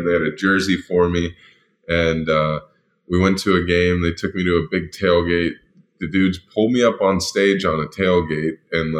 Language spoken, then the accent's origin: English; Dublin, Ohio, United States; also born or lived in Farrell, Pennsylvania; I was originally from Faro, Pennsylvania, just an hour north of the city or so, and then moved to Dublin, Ohio, as a kid, where football was also a big, rich tradition.